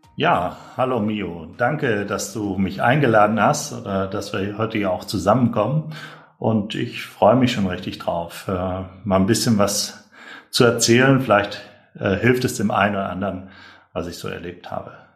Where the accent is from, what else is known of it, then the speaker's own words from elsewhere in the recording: North Rhine-Westphalia, Germany; Ich komme ja auch aus, aus Nordrhein-Westfalen